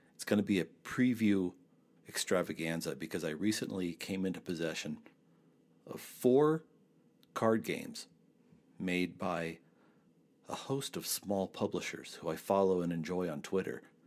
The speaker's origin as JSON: {"language": "English", "town": "Trinidad", "region": "Colorado", "country": "United States", "tie": "born or raised there", "said": "my hometown of Trinidad, Colorado"}